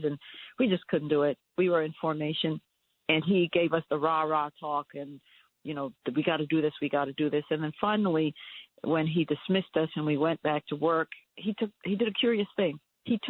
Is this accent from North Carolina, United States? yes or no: no; New York, United States; I was raised in New York.